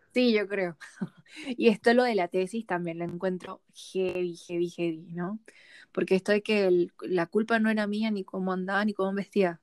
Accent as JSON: {"language": "Spanish", "country": "Venezuela", "moved": "yes", "said": "venimos de Venezuela"}